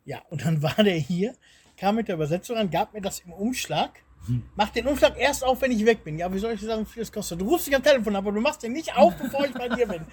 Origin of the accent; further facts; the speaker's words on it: Lohne, Germany; moved away as an adult; now in Bulgaria; in Lohne, wo ich, wo ich groß geworden bin, da ist auch kein Laden